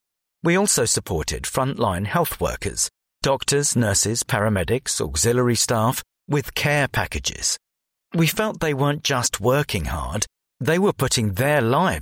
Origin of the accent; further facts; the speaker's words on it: Hackney, London, United Kingdom; I was born in Westminster, grew up in Hackney and was a rabbi in Stoke Newington.